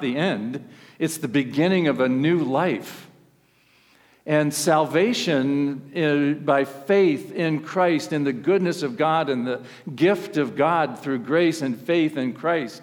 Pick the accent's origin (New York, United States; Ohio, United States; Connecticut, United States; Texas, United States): Ohio, United States; I'm from Ohio